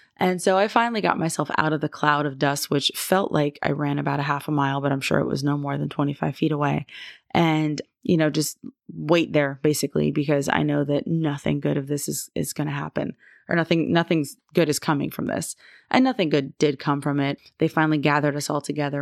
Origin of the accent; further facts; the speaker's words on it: Florida, United States; moved away as an adult; I am from Florida